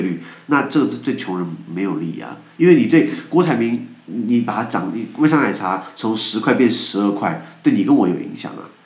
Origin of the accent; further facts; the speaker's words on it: Taiwan; 我们离不开台湾